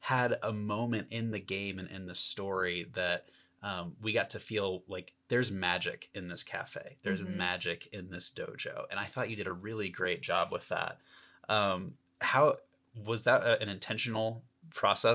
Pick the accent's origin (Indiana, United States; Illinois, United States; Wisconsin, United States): Indiana, United States; I'm from Indiana